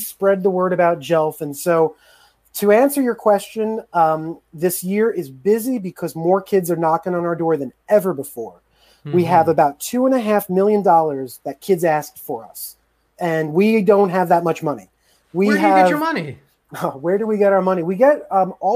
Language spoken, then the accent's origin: English; New York City, New York, United States; moved away as an adult; now in Atlanta, United States; I'm a New Yorker. I'm a jaded New Yorker